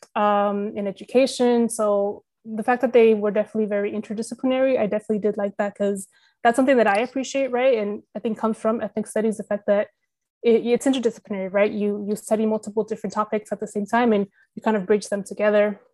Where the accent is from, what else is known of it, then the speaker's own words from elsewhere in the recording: California, United States; moved away as an adult; also born or lived in Texas; now in San Jose, United States; we're both from California